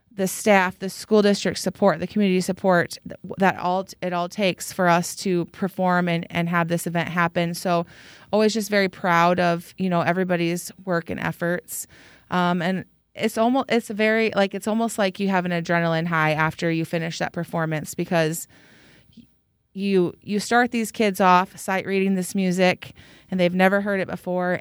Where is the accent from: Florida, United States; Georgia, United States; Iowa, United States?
Iowa, United States; Mason City; now in Waverly, United States; I grew up in Mason City, Iowa